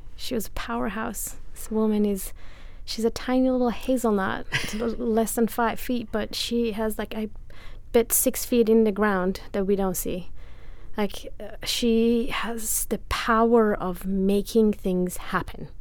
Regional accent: Iran; English is a second language; moved away as an adult; also born or lived in Italy; now in United States; I am from Iran, born and raised. I lived there until I was 23.

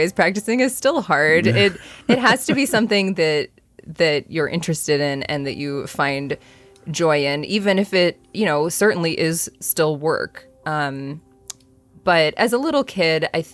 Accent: Buffalo, New York, United States; moved away; I grew up in Buffalo, New York, and I do have a very musical family

